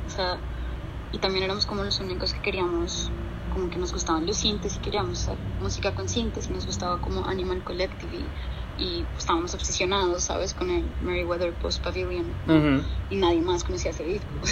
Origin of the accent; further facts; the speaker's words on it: Bogotá, Colombia; moved away as an adult; also born or lived in Boston, United States; now in New York, United States; yo soy de Bogotá originalmente y mm, nací y crecí en Bogotá. Me fui a los 19 años a Estados Unidos